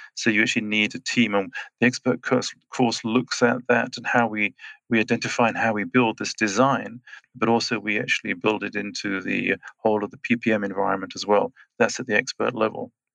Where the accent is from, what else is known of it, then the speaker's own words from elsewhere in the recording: England, United Kingdom; moved away as an adult; also born or lived in Switzerland; now in Schwyz, Switzerland; I'm Swiss and British, so I was born in England and uh, then I grew up, spent the other 30 years in Switzerland.